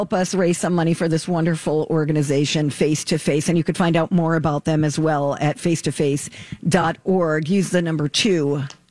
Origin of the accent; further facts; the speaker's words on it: Pittsburgh, Pennsylvania, United States; I'm from Pittsburgh.